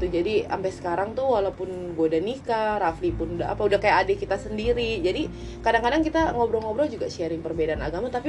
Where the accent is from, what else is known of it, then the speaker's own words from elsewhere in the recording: Tangerang, Banten, Indonesia; samperin aja kita anak Tangerang